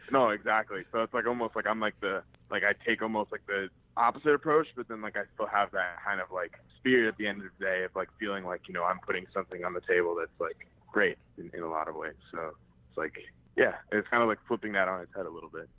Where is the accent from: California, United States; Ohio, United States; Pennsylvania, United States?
Ohio, United States; Cleveland; I was born and raised in Cleveland, Ohio